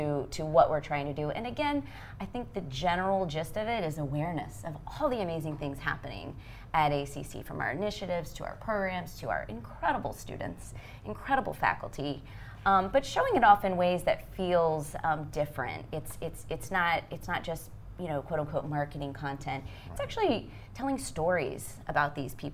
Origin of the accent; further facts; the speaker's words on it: Texas, United States; moved away as an adult; also born or lived in Los Angeles, United States; I was born and raised in Texas